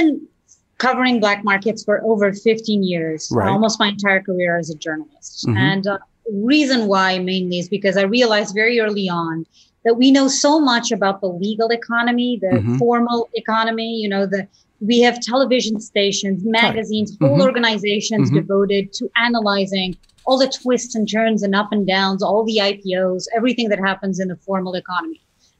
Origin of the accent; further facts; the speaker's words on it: Portugal; I used to watch the nightly news show with my family growing up in Portugal.